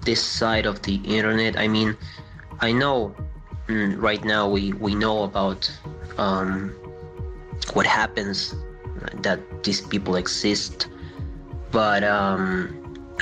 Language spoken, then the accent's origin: English; Argentina; I'm from Argentina.